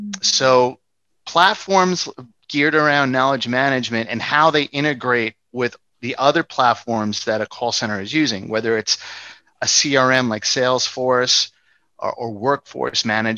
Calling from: New York City, New York, United States; New York City.

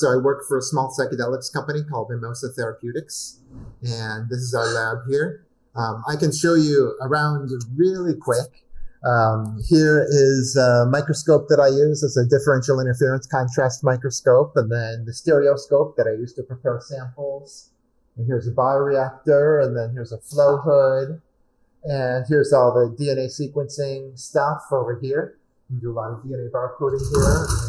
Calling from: Oakland, California, United States; I'm in my laboratory in Oakland, California.

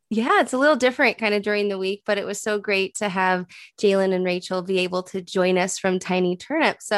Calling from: Scottsdale, Arizona, United States; I am calling in from Scottsdale, Arizona.

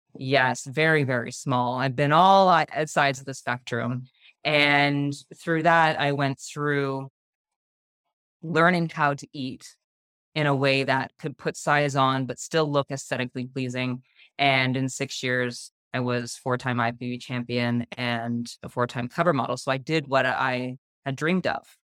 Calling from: Burlington, Ontario, Canada; I am calling in from just outside of Toronto, so Burlington, Ontario, Canada

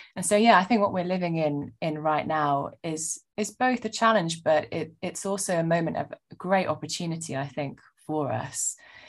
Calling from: London, United Kingdom; Oh, I'm zooming in from my apartment in not so sunny northern London.

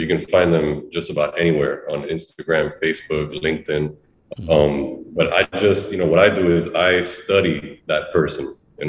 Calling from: Miami, Florida, United States; I know you don't know me. I'm calling you from Miami.

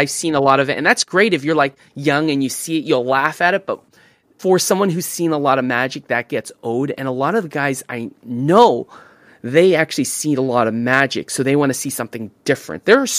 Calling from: Fremont, California, United States; Fremont, California.

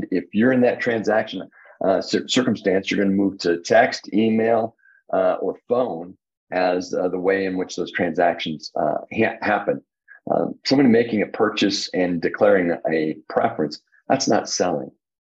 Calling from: Indianapolis, Indiana, United States

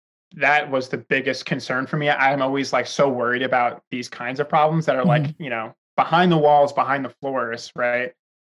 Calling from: New York, United States; I am calling in from New York

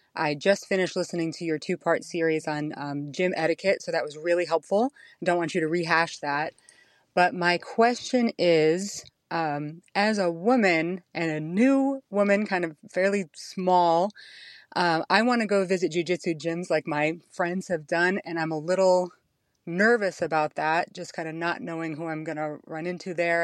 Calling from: Allentown, Pennsylvania, United States; I'm calling from Allentown, Pennsylvania in the States

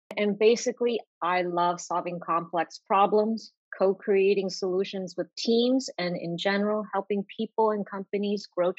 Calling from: Boston, Massachusetts, United States; I'm calling in from Boston, Massachusetts.

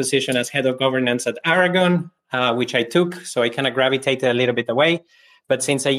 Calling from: Berlin, Germany; From Berlin at the moment.

